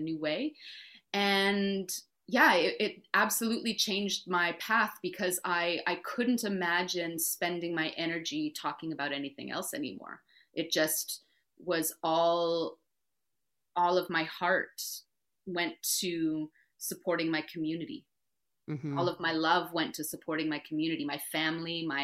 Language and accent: English; Winnipeg, Manitoba, Canada; moved away; Being from Winnipeg